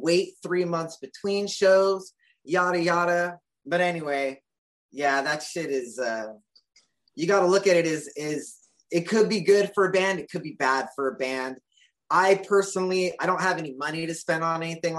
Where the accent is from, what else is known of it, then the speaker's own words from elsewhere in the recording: California, United States; I'm born and raised in California